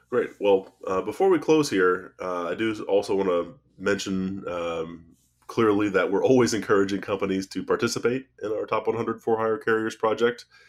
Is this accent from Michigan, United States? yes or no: no; Ohio, United States; we're both from Ohio